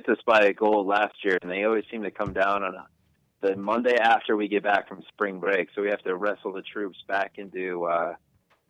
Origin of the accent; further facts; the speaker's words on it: New Jersey, United States; moved away as an adult; also born or lived in Boston; now in North Carolina, United States; I'm from New Jersey